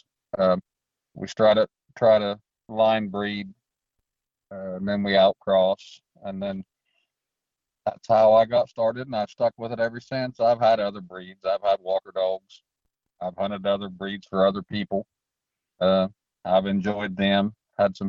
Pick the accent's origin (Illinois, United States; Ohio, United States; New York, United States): Ohio, United States; Glouster; I'm from Gloucester, Ohio, born and raised here.